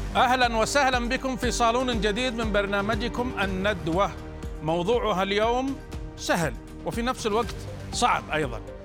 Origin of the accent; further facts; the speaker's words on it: Saudi Arabia; عندنا في السعوديه